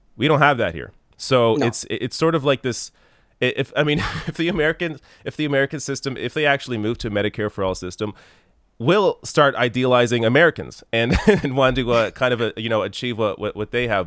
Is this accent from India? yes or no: no; Canada; as a Canadian